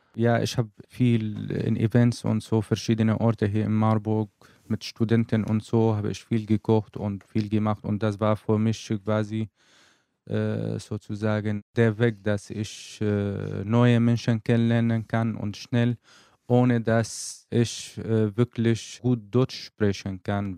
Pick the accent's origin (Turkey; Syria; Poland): Syria; German is a second language; moved away as an adult; now in Germany; was ich in Syrien, in meinem Heimat einfach hm, mhm. erlebt habe